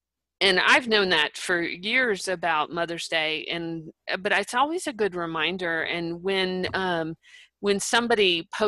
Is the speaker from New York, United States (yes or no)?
no; Texas, United States; I'm from Texas.